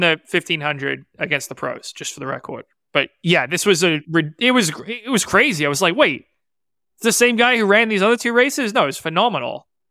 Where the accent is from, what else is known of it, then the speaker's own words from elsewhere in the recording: England, United Kingdom; moved away; I was born in England. I lived there, but we celebrated American holidays when I was growing up because my mom's American